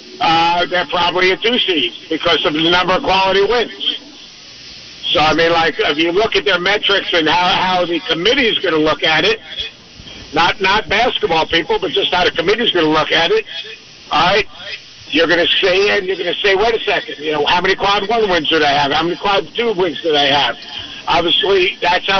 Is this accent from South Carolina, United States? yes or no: no; New York, United States; I'm a New Yorker